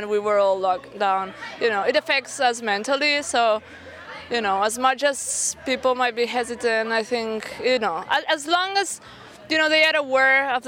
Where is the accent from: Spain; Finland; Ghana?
Spain; now in New York, United States; I come from Spain and I know how things are going on in Spain